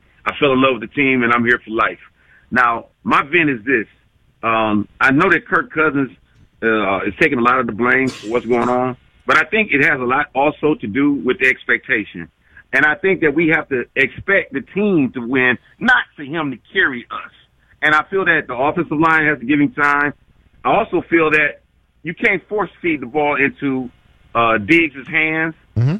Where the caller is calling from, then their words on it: Toledo, Ohio, United States; I'm calling from Toledo, Ohio. I've been a fan since 73. Mm-hmm. I'm 51